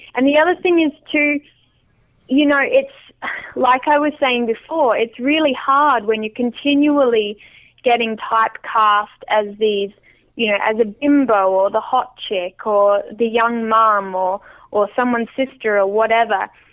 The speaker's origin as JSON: {"language": "English", "area": "small town near Adelaide", "region": "South Australia", "country": "Australia", "tie": "born or raised there", "moved": "yes", "lives_now": "Vancouver Island, Canada", "said": "the little yeah. town that I grew up"}